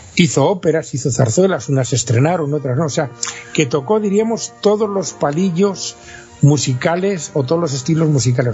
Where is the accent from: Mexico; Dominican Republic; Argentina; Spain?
Spain